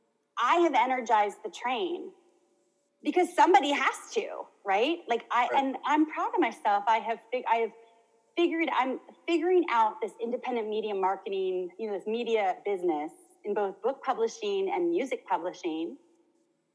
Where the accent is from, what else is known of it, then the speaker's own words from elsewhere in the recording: United States; I grew up in America with American, I mean, America's a big continent